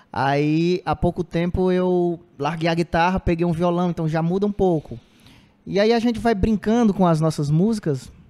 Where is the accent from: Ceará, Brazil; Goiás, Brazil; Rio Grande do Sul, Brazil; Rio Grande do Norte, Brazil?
Ceará, Brazil; Cedro; born there; now in Cariri, Brazil; Eu nasci em Cedro, que é centro-sul, ali perto, próximo da Iguatu. Mas vim morar aqui, já tem, sei lá, 18 anos que eu moro aqui no Cariri, já me considero caririense.